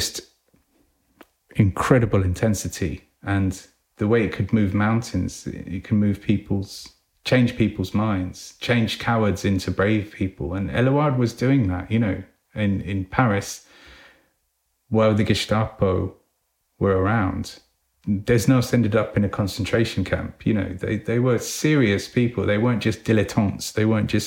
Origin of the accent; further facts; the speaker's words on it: England, United Kingdom; We read it as English people